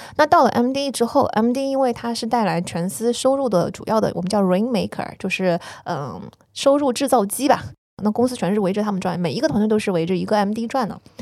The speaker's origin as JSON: {"language": "Chinese", "country": "China", "also_born_or_lived": "New York, United States", "moved": "yes", "said": "我作为一个中国人，我， 在纽约的华尔街"}